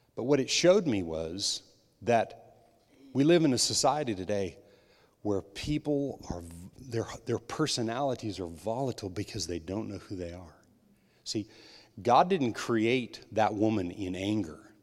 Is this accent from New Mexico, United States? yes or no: yes; New Mexico, United States; I was raised in New Mexico